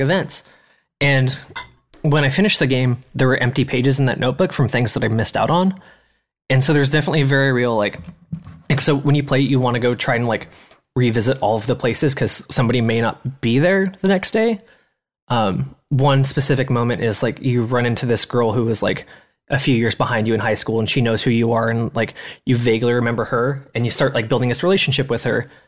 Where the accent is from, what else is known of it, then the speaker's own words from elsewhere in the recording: Kelso, Washington, United States; Grace and I grew up in Kelso, which is a logging town.